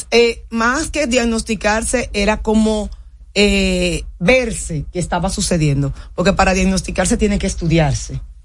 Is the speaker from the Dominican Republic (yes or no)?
yes; Dominican Republic; nosotros los psiquiatras dominicanos